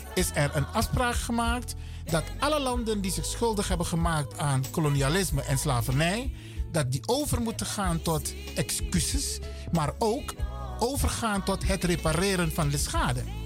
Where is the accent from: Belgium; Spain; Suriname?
Suriname; wij als Surinamers